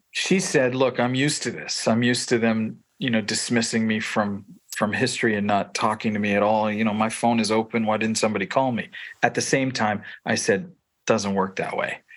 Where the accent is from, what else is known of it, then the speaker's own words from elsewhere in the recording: Toronto, Ontario, Canada; I grew up in the Italian Pentecostal movement in Toronto, Ontario